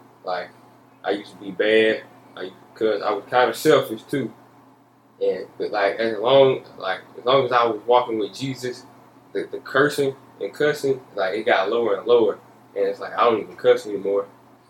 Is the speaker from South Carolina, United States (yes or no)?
yes; South Carolina, United States; I was born in South Carolina. I'm 14 years old. I live in Promised Land, and I go to Westview Middle School, and I run track for Emerald High.